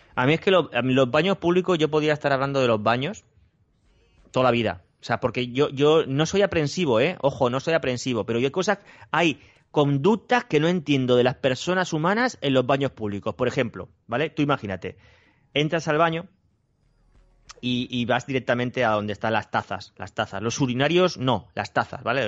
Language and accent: Spanish; Spain; los españoles